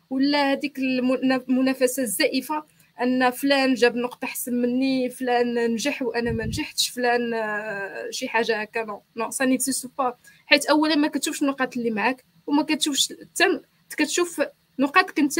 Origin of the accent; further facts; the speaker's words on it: Morocco; moved away as an adult; now in Montreal, Canada; كيفاش كتخدم عندنا في المغرب